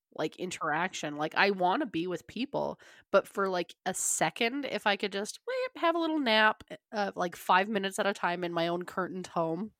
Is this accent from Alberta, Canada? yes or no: yes; Calgary, Alberta, Canada; growing up in Canada and, uh, uh, Calgary specific, always cold, always snowing